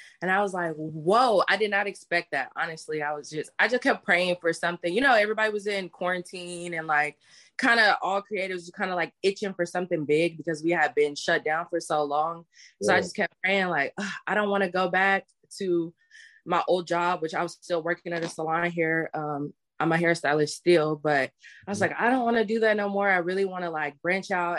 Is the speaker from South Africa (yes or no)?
no; Kansas City, Missouri, United States; originally, I'm from Kansas City, Missouri. Well, I was raised in Kansas City